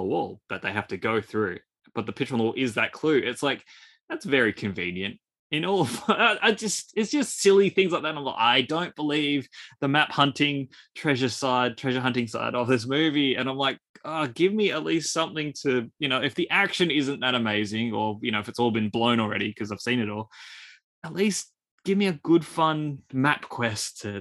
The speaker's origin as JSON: {"language": "English", "country": "Australia", "accent": "Australian", "said": "with my Australian accent"}